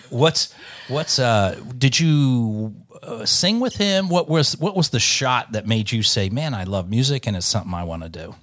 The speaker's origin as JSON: {"language": "English", "region": "Delaware", "country": "United States", "tie": "born or raised there", "moved": "as an adult", "lives_now": "Nashville, United States", "said": "I came from Delaware, which was about, you know, twenty minutes, uh, from, from Philadelphia. So I grew up on Philadelphia radio"}